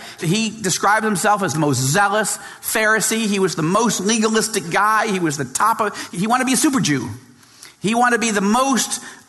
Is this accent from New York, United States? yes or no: yes; New York, United States; born or raised there; moved away as an adult; now in Israel